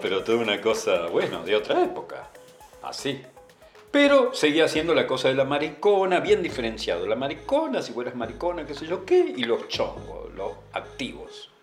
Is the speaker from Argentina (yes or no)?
yes; Villa Constitución, Santa Fe, Argentina; yo soy de Villa Constitución, del sur de Santa Fe, una ciudad chiquita pero industrial